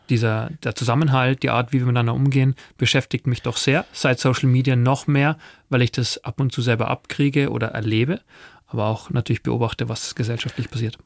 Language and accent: German; east of Munich, Bavaria, Germany; Ich bin selber auf dem Bauernhof äh, aufgewachsen, hier im Osten von München